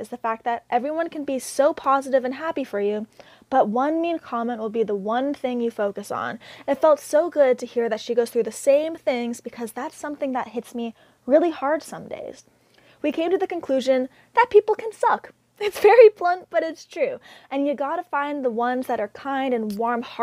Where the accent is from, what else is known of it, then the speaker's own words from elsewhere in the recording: Toronto, Ontario, Canada; my hometown of Toronto